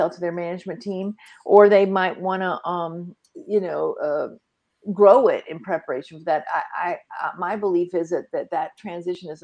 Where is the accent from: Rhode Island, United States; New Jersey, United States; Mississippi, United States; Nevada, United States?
Mississippi, United States; Vicksburg; moved away; also born or lived in Phoenix, Arizona / Dallas, Texas; I'm calling in from Vicksburg, Mississippi. That's on the river